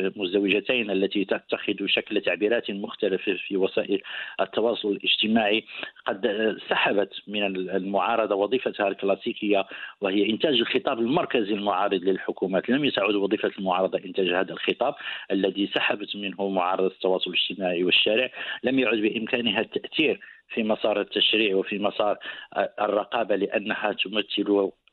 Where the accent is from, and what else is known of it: Morocco; also born or lived in Casablanca